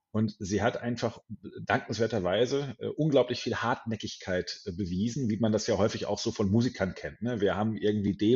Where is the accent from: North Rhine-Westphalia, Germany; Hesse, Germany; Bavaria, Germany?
North Rhine-Westphalia, Germany; Hamm; hier in meiner Heimat in Hamm, Westfalen stattfinden sollen, in einer wunderbaren äh, Metal-Kneipe namens Pirates.